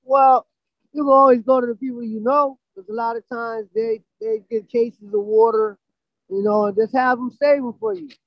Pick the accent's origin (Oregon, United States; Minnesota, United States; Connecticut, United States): Connecticut, United States; New Haven; in New Haven